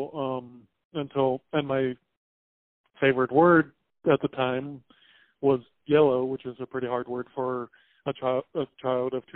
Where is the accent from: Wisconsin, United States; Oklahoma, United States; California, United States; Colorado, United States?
Colorado, United States; Paonia; moved away as an adult; now in Buffalo, United States; I'm originally from Peonia, Colorado